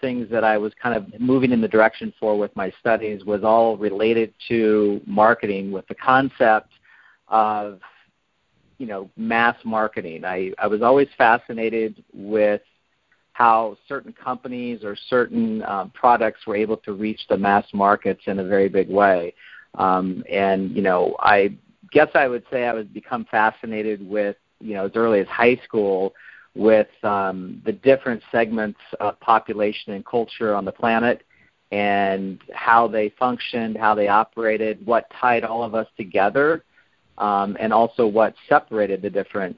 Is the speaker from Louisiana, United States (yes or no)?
no; Iowa, United States; now in Los Angeles, United States; I was raised in Iowa in a very strict upbringing